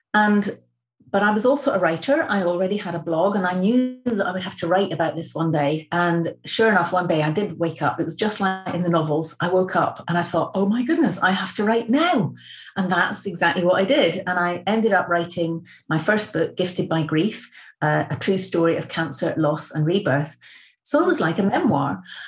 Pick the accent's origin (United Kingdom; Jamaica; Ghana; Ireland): United Kingdom; the Highlands of Scotland; I'm from the Highlands of Scotland.